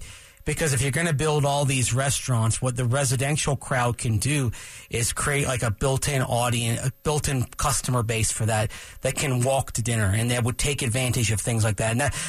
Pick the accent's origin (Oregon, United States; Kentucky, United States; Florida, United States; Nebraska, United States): Florida, United States; Tampa; now in Denver, United States; I'm being from Tampa. I know what it's like in a state as well as a fan growing up in a stadium that had no overhang.